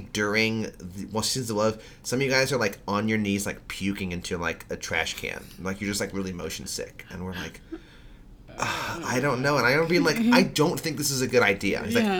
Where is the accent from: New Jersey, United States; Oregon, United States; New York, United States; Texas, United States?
New York, United States; It was in the sanctuary of the church I grew up going to in New York.